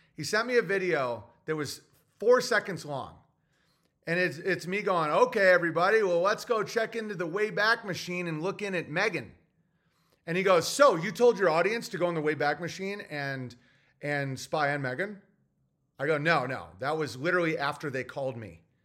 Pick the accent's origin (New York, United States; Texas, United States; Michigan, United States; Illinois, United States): New York, United States; Oswego; I'm from Oswego, New York. Yeah, like, the townies are like animals, and that's my upbringing